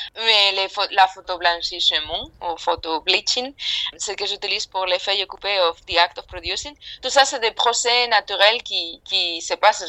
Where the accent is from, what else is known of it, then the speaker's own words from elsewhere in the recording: Spain; French is a second language; now in London, United Kingdom; moi, je suis espagnole, euh, j'habite à Londres